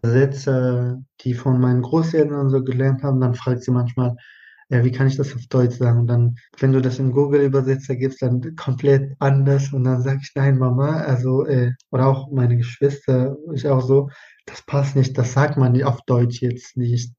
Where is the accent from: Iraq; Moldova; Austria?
Iraq; German is a second language; now in Germany; Ich bin halt dann auch im Irak geboren, aufgewachsen und ich habe da zwei Sprachen